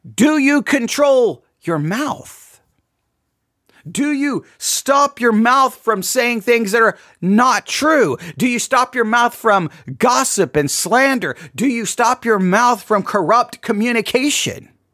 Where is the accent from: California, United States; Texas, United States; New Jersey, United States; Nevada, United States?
Texas, United States; an American, and much more than an American, I'm a Texan